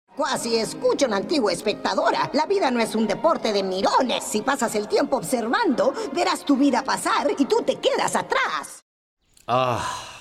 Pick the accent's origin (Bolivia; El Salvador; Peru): Peru; nosotros como peruanos que, vivimos lamentablemente esta realidad